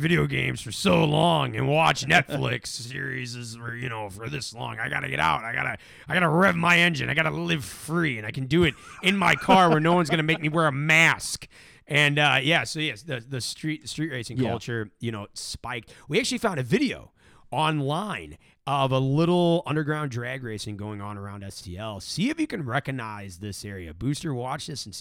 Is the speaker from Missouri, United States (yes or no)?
yes; St. Louis, Missouri, United States; We grew up near Lindbergh